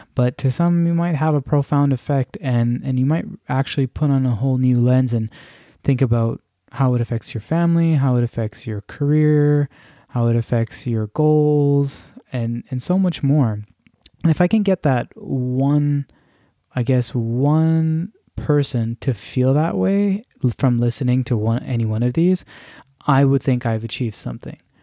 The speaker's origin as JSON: {"language": "English", "country": "Canada", "tie": "born or raised there", "said": "I'm of Pakistani background and born and raised in Canada"}